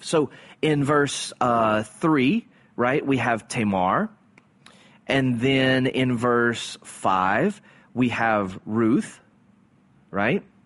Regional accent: South Louisiana, United States; growing up in South Louisiana in Cajun culture

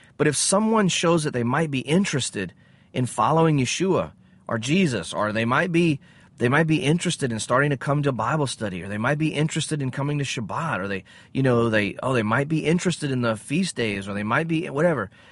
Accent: United States; I'm an American

